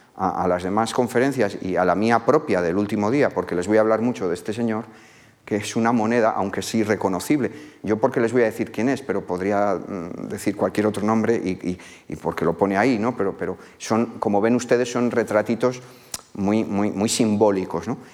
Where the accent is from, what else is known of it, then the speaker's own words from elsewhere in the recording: La Rioja, Spain; mi tierra, en la zona de lo que hoy es La Rioja